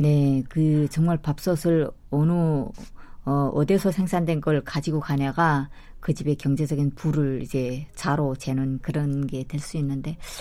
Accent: North Korea; moved away; 우리는 그 북한 사람들은

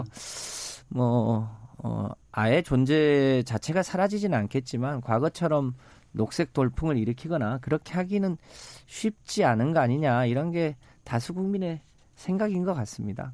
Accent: Yeosu, South Jeolla, South Korea; 제가 이제 고향이 여수인데

